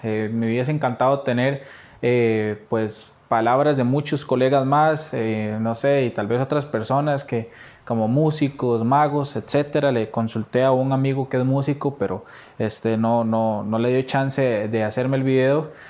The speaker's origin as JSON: {"language": "Spanish", "country": "Costa Rica", "said": "así somos los ticos"}